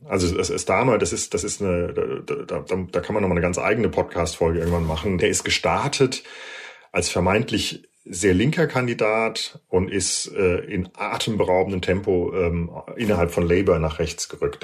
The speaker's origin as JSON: {"language": "German", "country": "Germany", "moved": "yes", "lives_now": "United Kingdom", "said": "bei uns in Deutschland"}